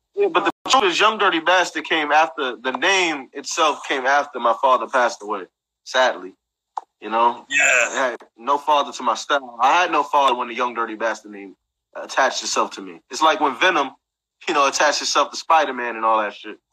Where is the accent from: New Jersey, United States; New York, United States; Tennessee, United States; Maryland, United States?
New York, United States; Brooklyn; I'm from Brooklyn.